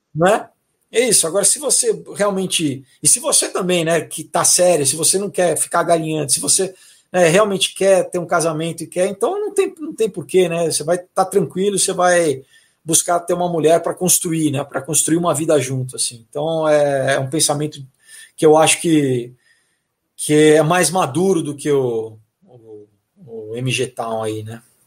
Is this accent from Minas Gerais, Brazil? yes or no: no; São Paulo, Brazil; sou paulistano